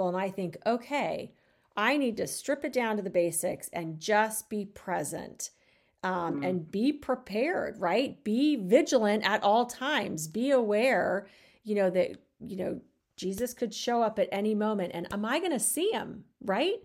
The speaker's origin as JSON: {"language": "English", "region": "Arizona", "country": "United States", "tie": "born or raised there", "said": "growing up in Arizona"}